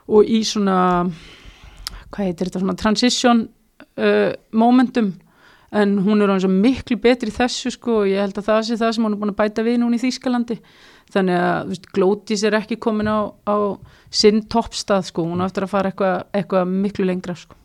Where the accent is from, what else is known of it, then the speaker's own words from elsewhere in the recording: Iceland; moved away as an adult; now in Kristianstad, Sweden; sem bara Íslendingur